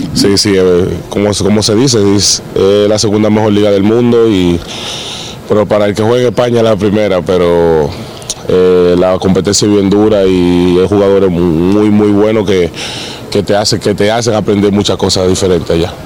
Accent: Dominican Republic; moved away as an adult; now in Bilbao, Spain; estar acá en mi país

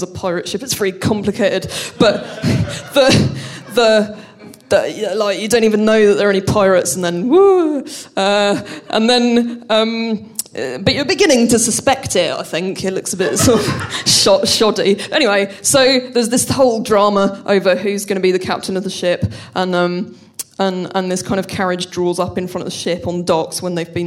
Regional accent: London, United Kingdom; I'm from London

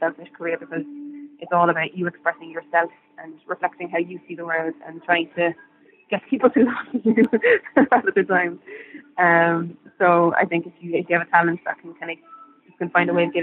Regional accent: Ireland; growing up in Ireland as an artist

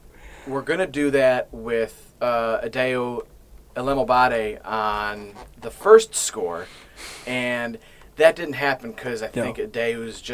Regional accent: Illinois, United States; moved away; since I grew up in Illinois

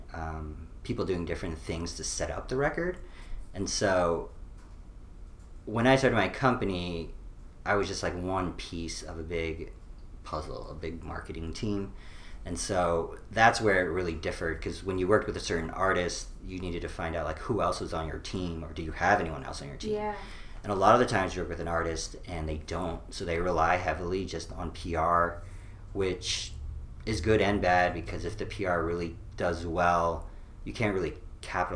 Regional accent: New York, United States; also born or lived in Boulder, Colorado / San Francisco; now in Austin, United States; she is from New York, and that's where I originally was from

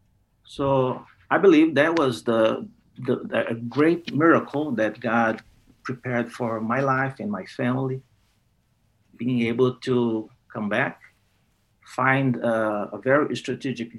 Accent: Brazil; English is a second language; also born or lived in United States; I returned to Brazil in 2006 to be part of the same institution that I'm still working right now.

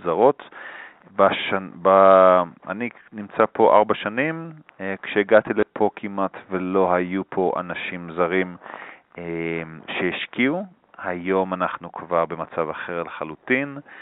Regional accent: Israel; moved away as an adult; now in Bogotá, Colombia; אנחנו כישראלים

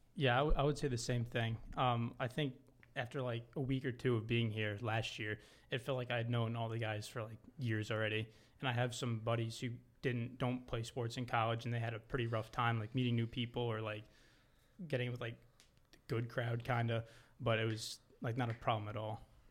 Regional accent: Long Island, New York, United States; I'm from Long Island, New York

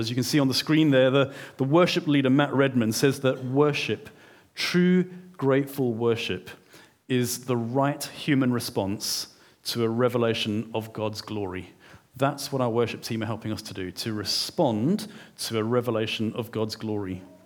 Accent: South Africa; moved away; I'm a South African

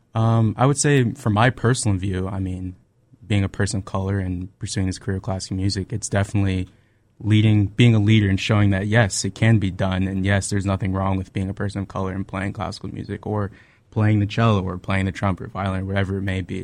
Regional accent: Tampa, Florida, United States; I'm originally from Tampa, Florida. It's my hometown

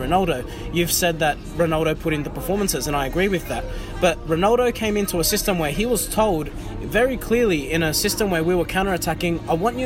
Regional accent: Australia; all of us from Australia

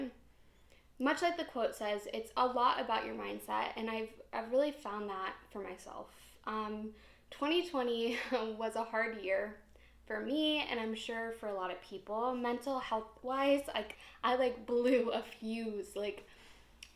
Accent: Ohio, United States; I'm from Ohio.

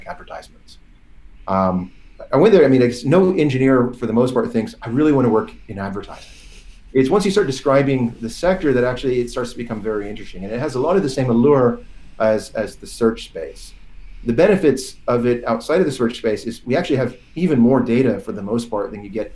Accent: Portland, Oregon, United States; moved away as an adult; also born or lived in San Francisco; now in London, United Kingdom; I grew up in Portland, Oregon, and then moved in my early 20s down to San Francisco.

